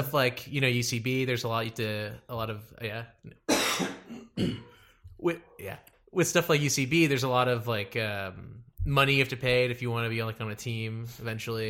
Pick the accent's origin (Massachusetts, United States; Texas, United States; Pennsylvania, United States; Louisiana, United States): Texas, United States; Dallas; moved away; also born or lived in Connecticut; I'm from Dallas